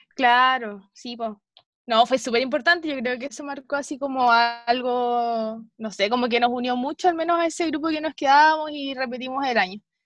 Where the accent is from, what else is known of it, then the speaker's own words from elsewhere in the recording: Chiloé, Los Lagos, Chile; cuando era chica estudiaba en, en Chiloé, en el Liceo Galvarino